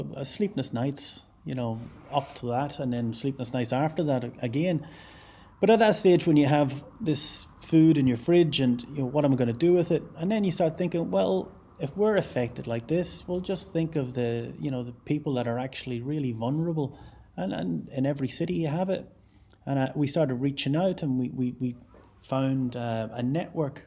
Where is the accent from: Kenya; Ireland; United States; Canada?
Ireland; now in Glasgow, United Kingdom; I'm Irish